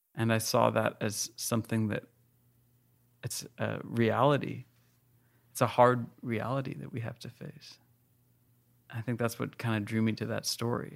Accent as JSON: {"language": "English", "country": "United States", "tie": "born or raised there", "said": "I live in America and that I'm American and I was born in America, just barely born in America."}